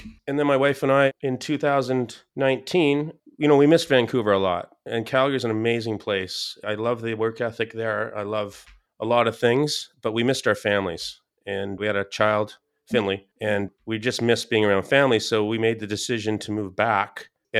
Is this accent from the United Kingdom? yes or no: yes; Scotland, United Kingdom; a mom and pop fish and chip Scottish family, and I'm Scottish.